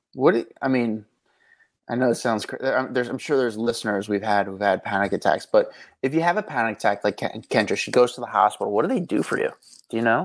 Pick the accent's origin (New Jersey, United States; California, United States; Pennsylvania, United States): New Jersey, United States; I'm from Jersey